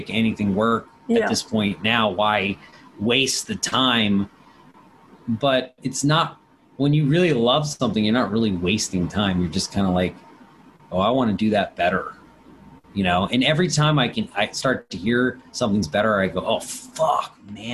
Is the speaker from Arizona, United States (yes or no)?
no; Washington, District of Columbia, United States; I'm from Washington, D.C. I grew up around it